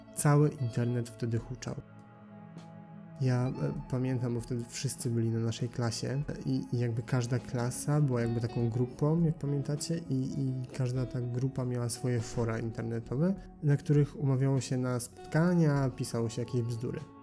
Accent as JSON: {"language": "Polish", "town": "Gliwice", "region": "Silesian Voivodeship", "country": "Poland", "tie": "born or raised there", "said": "z Gliwic, mojego rodzinnego miasta"}